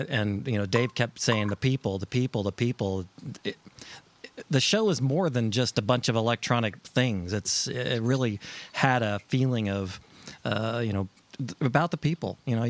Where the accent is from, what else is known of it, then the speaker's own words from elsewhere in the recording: Southern California, United States; I'm from Southern California, so walking around, you know, Anaheim is... I grew up going to Disneyland, and I know that area.